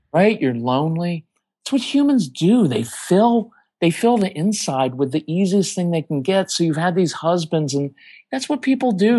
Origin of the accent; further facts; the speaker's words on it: Texas, United States; we're from Texas